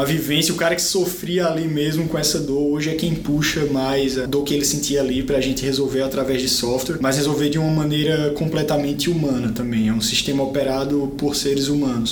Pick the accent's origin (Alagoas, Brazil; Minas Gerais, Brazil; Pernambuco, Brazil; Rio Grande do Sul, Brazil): Pernambuco, Brazil; Caruaru; moved away as an adult; also born or lived in Recife / Florianópolis / São Paulo; Eu vim do interior de Pernambuco, de uma cidade chamada Caruaru, e quando eu me mudei para a capital, Recife, eu fui estudar engenharia da computação